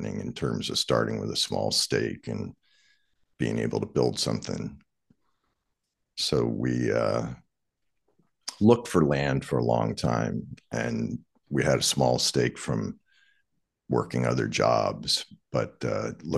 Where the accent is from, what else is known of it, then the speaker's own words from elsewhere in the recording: Anne Arundel County, Maryland, United States; moved away; I grew up in Arundel County, Maryland, right on the Magathy River, and basically fished every day as a child